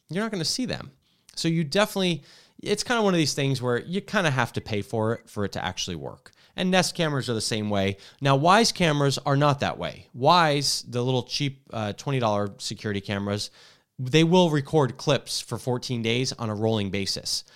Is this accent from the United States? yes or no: yes; New Jersey, United States; also born or lived in Washington; now in California, United States; I grew up in Jersey where you can't pump your own gas